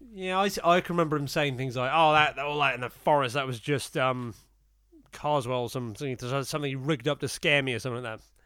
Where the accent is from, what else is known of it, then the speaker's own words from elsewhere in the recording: Portsmouth, South East England, United Kingdom; I was born in Portsmouth